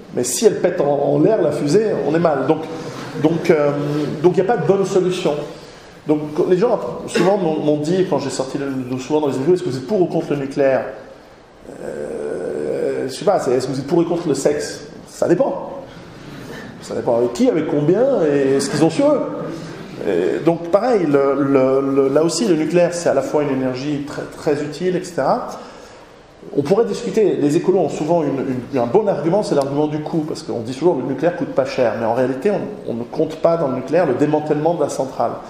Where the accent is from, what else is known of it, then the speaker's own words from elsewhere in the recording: Switzerland; chez nous en Suisse